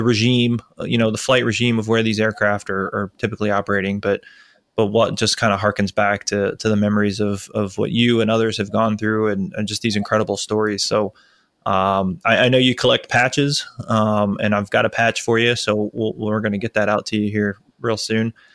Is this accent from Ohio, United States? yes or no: no; Tampa, Florida, United States; moved away; I'm from Tampa. Yep, Tampa, Florida